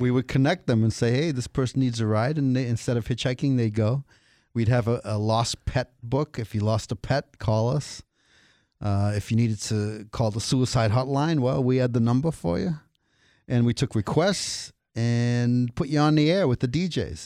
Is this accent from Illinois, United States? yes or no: no; Cambridge, Massachusetts, United States; I grew up in Cambridge